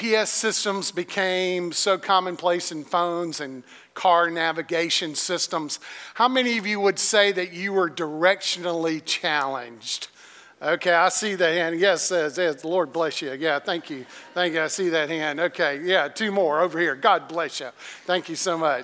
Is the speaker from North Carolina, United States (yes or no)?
yes; Greensboro, North Carolina, United States; North Carolina, which was where I grew up in Greensboro, North Carolina